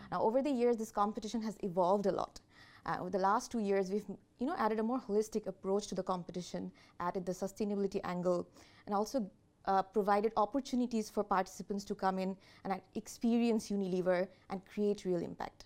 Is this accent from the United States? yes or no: no; Bangladesh; I'm from Bangladesh, and I'm currently leading the employer brand agenda in Bangladesh